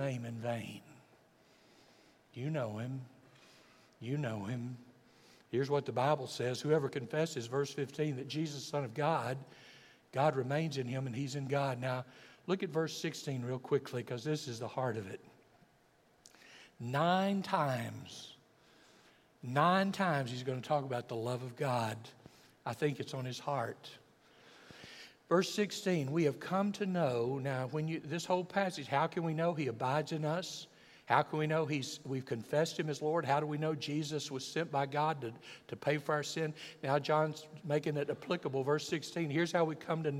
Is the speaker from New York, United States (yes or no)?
no; Alabama, United States; I'm from Alabama